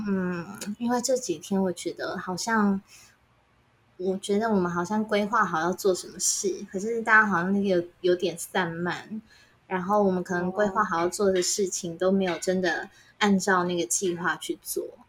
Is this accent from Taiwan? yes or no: yes; Taiwan; 我一个人来自台湾